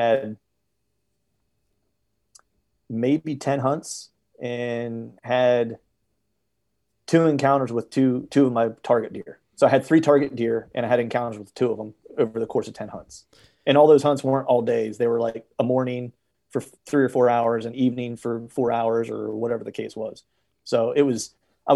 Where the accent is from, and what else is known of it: Pennsylvania, United States